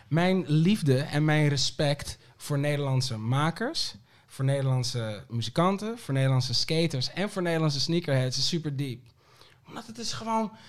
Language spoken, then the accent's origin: Dutch; Aruba; born there; geboren, toch?